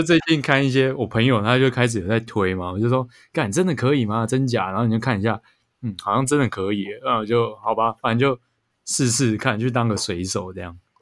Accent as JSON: {"language": "Chinese", "country": "Taiwan", "said": "我们台湾人口很密集"}